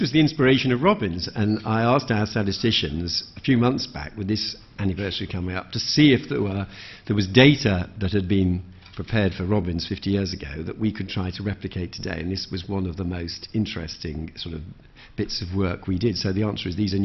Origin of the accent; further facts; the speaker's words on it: Birmingham, West Midlands, United Kingdom; I come from Birmingham